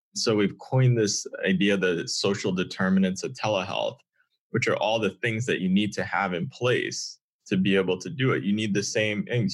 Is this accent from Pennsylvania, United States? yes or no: no; Connecticut, United States; I'm originally from Connecticut, have a father from Ghana, uh, mother from Barbados